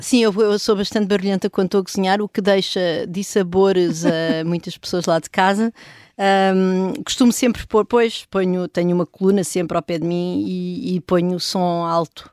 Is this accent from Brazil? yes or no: no; Vimeiro, Centro, Portugal; also born or lived in Lisbon; eu nasci em Lisboa e uhum. depois, quando tinha mais ou menos dois anos, fui ver para casa dos meus avós, numa aldeia ao pé da Benedita, numa aldeia que é o Vimeiro